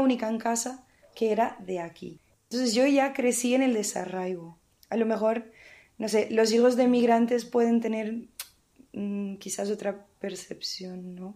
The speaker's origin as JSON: {"language": "Spanish", "country": "Portugal", "tie": "born or raised there", "moved": "yes", "said": "yo soy de Portugal"}